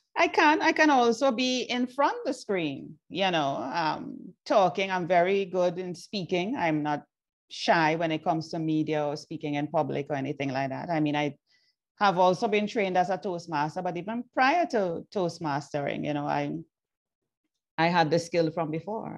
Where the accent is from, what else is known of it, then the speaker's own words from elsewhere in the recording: Trinidad & Tobago; moved away as an adult; also born or lived in Jamaica; I was born in Trinidad and Tobago. Then I migrated